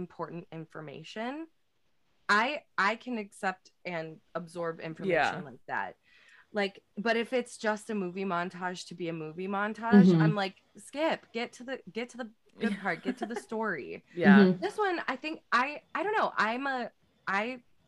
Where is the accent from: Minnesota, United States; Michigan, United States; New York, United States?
Minnesota, United States; Midwest; all of us growing up in the Midwest